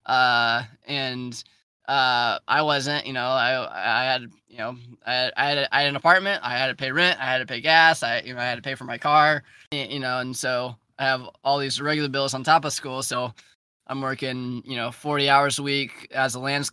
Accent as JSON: {"language": "English", "town": "Charleston", "country": "United States", "tie": "born or raised there", "moved": "as an adult", "said": "growing up in Charleston"}